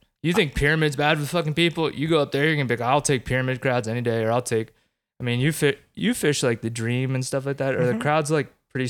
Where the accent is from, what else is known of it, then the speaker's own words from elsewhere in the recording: East Coast, United States; Hey, I grew up on the East Coast where everything's fucking green.